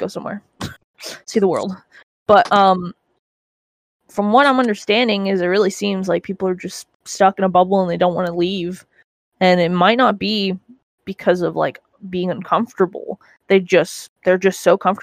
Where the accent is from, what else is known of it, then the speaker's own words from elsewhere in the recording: Canada; now in United States; being Canadian and then coming here